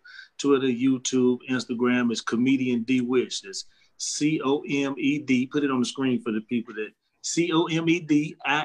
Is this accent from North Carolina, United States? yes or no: yes; Durham, North Carolina, United States; I'm from Durham, North Carolina. And I was born and raised there